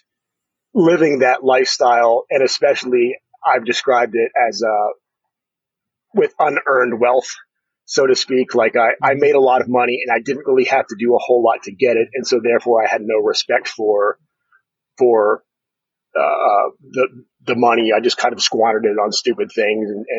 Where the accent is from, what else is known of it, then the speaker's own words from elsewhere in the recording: Harrisburg, Pennsylvania, United States; moved away as an adult; also born or lived in State College, Pennsylvania / Dallas, Texas; I grew up here in Pennsylvania. I finished high school here in State College, although most of my childhood was in Harrisburg